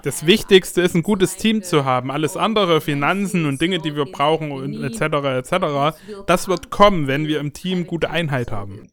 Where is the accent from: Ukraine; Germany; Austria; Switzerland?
Ukraine; als Ukrainer